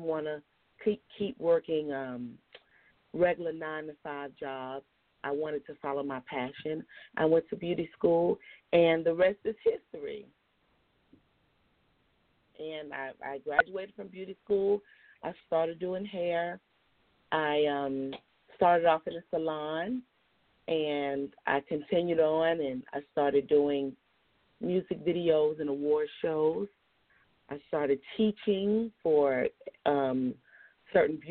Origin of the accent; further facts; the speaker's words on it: Miami, Florida, United States; now in Atlanta, United States; I'm from Miami, Florida. I reside here in Atlanta, Georgia